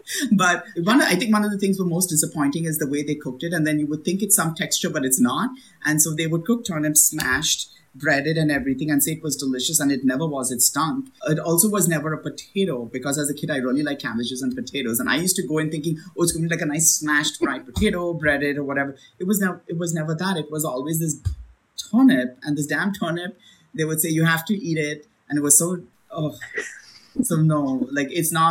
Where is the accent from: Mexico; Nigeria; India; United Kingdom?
India; moved away; I was born in India. So my flavor profiles that immediately come to mind are those that are, you know, from what I've experienced as a kid in India